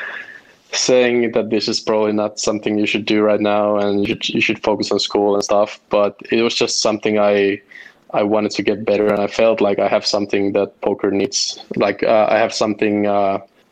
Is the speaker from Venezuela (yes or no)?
no; Helsinki, Uusimaa, Finland; I'm from Helsinki, Finland.